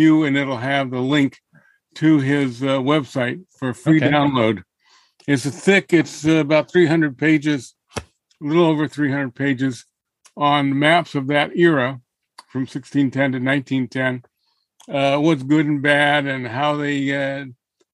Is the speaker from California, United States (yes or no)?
yes; Alameda, California, United States; I'm from Alameda. I was born and raised in Alameda